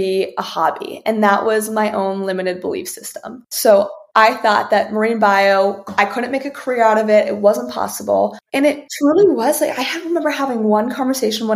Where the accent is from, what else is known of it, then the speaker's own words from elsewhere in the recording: Fort Lauderdale, Florida, United States; I grew up in Fort Lauderdale